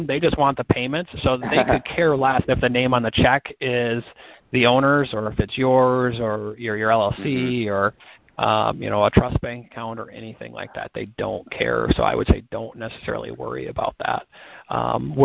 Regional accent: Minneapolis, Minnesota, United States; accent: Midwest twang; I'm actually in Minneapolis, so I got Midwest twang.

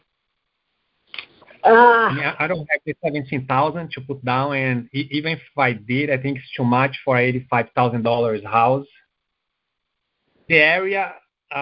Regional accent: Canada; I'm actually from Canada

